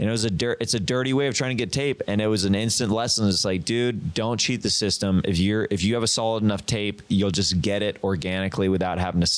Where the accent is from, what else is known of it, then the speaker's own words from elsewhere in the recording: Kansas, United States; so I'm from Kansas.